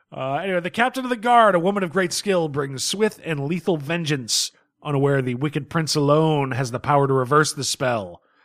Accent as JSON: {"language": "English", "country": "United States", "said": "a red blooded American male"}